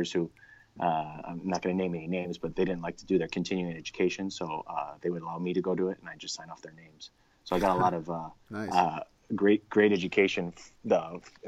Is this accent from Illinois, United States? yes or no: yes; Chicago, Illinois, United States; moved away as an adult; also born or lived in Arizona; where I grew up in Chicago